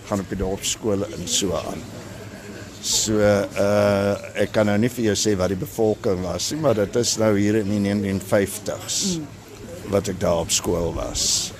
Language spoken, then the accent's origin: Afrikaans; Prieska, Northern Cape, South Africa; moved away; ek is van Prieska, ja, daar gebore en daar groot geword en skool gegaan en alles.